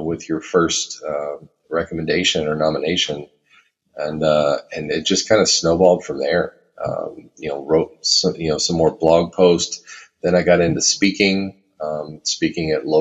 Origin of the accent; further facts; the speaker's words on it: Texas, United States; now in Minnesota, United States; I live in Minnesota. I'm originally from Texas, but I've been in Minnesota for a long time now